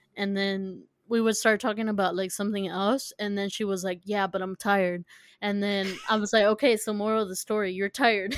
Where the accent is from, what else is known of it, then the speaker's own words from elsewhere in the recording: San Diego, California, United States; we're from California